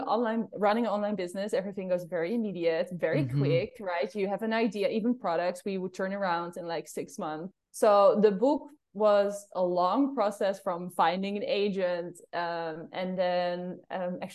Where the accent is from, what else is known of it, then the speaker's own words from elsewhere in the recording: Amsterdam, North Holland, Netherlands; accent: Amsterdam; English is a second language; moved away; It's just Amsterdam accent.